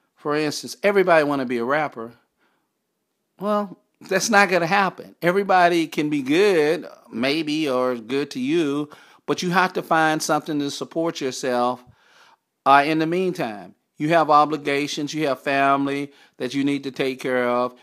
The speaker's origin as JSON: {"language": "English", "town": "Texarkana", "region": "Arkansas", "country": "United States", "tie": "born or raised there", "said": "as a kid, a teenager growing up in Texarkana, Arkansas"}